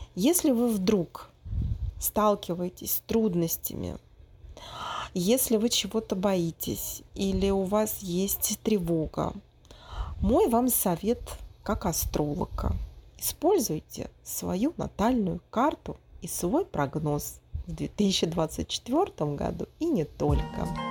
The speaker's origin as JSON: {"language": "Russian", "region": "Moscow", "country": "Russia", "tie": "born or raised there", "moved": "as an adult", "lives_now": "Brazil", "said": "мой родной город, в России, в Москву, потому что я четыре года прожила в Бразилии"}